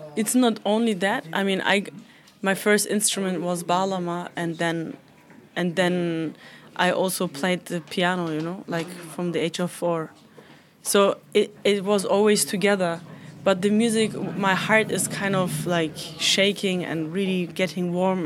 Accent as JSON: {"language": "English", "region": "Hamburg", "country": "Germany", "tie": "born or raised there", "said": "Hamburg. It was my hometown. Uh, it, it is my hometown"}